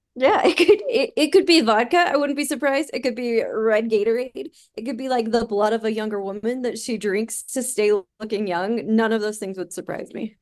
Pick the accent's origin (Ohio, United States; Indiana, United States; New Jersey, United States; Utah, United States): Utah, United States; now in Salt Lake County, United States; I grew up in Utah County and I live in Salt Lake County